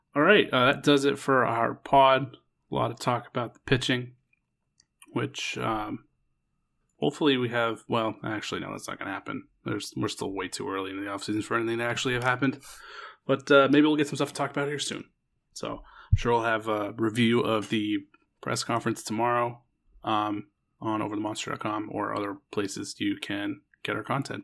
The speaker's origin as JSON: {"language": "English", "town": "Portland", "region": "Maine", "country": "United States", "tie": "born or raised there", "said": "my hometown Portland"}